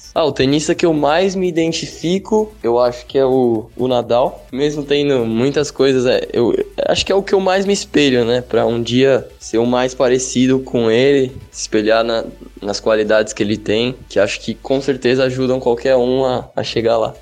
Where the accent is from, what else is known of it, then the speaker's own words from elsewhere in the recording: São Bernardo do Campo, São Paulo, Brazil; sou de São Bernardo do Campo, São Paulo